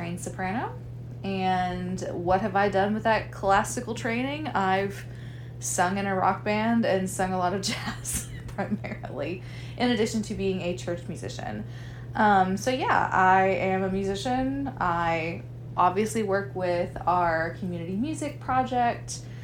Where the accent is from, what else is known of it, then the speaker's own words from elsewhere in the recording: Mountain View, Arkansas, United States; moved away as an adult; I grew up in Mountain View and then came to the town that we currently live in now.